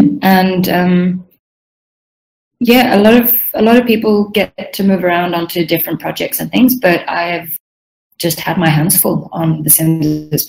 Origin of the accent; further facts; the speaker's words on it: Sweden; English is a second language; also born or lived in Southern Africa; now in Melbourne, Australia; And I'm Swedish originally. So my background's a little bit scattered. I grew up in Southern Africa. My family still lives there. But then I moved to my native Sweden when I was 18